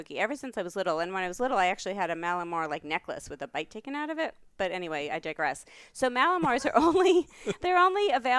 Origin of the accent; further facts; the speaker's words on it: New York, United States; I'm from New York.